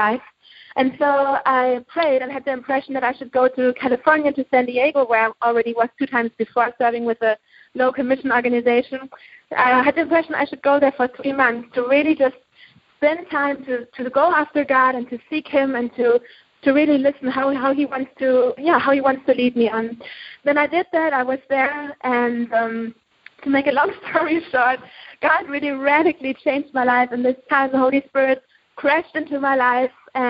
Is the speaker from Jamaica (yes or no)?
no; Germany; moved away as an adult; I'm from Germany. I grew up in Germany all my life